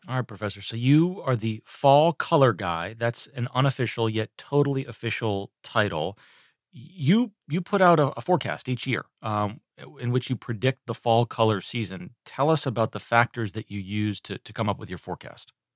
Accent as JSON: {"language": "English", "region": "Northeast", "country": "United States", "tie": "born or raised there", "moved": "yes", "lives_now": "North Carolina, United States", "said": "I grew up in the Northeast"}